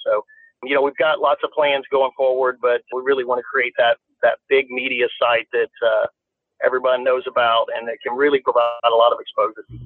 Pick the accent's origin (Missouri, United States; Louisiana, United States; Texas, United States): Louisiana, United States; I grew up in Louisiana